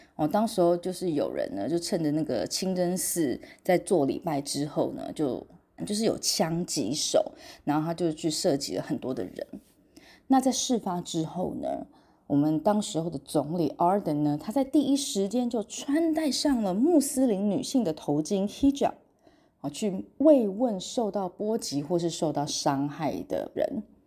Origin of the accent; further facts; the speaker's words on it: Taiwan; 我们台湾这边